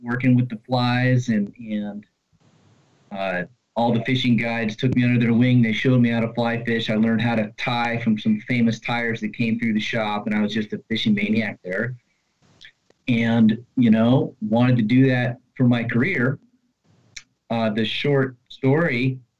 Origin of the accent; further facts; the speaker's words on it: Virginia, United States; moved away as an adult; now in Washington, D.C., United States; I grew up in Virginia, fished all over